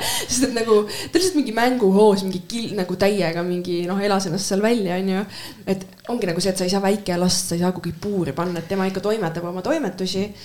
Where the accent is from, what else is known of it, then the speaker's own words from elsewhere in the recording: Estonia; ma olen eestlane